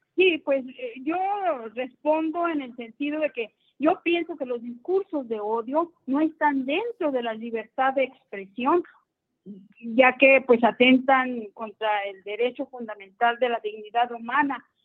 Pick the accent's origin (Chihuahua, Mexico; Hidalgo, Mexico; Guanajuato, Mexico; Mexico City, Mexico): Chihuahua, Mexico; Ciudad Juárez; Yo vengo de Ciudad Juárez.